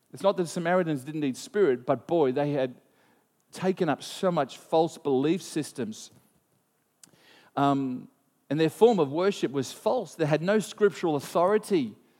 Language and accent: English; Australia